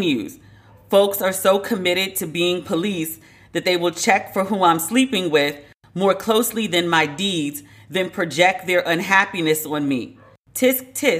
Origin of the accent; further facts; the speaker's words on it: United States; accent: American; my American accent